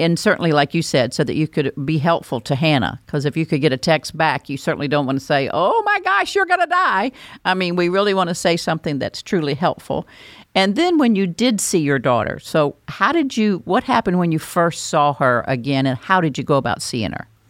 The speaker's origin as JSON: {"language": "English", "region": "North Carolina", "country": "United States", "also_born_or_lived": "Alabama", "accent": "North Carolina", "said": "I was born in Alabama, but I only lived there six weeks, if you're thinking that's where my accent came from. That came from North Carolina"}